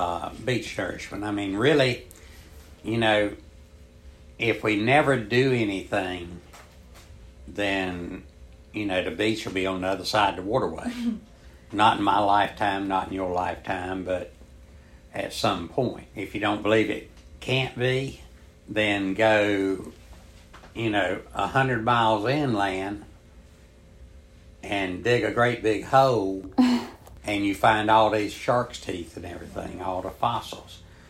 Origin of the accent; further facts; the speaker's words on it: Surf City, North Carolina, United States; From Surf City.